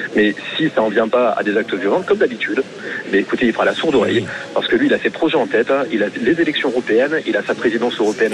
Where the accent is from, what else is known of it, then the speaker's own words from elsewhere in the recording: Hauts-de-France, France; now in Béziers, France; Hauts-de-France, en fait c'est ma région natale